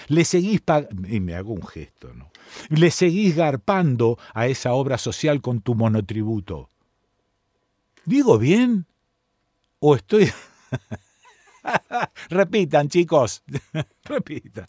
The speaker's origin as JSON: {"language": "Spanish", "country": "Argentina"}